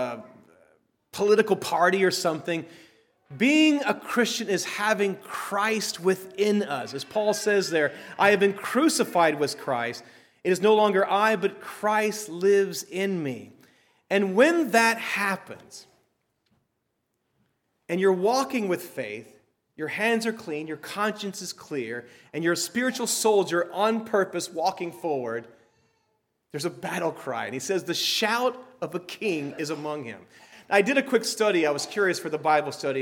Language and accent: English; Texas, United States; I grew up in Texas.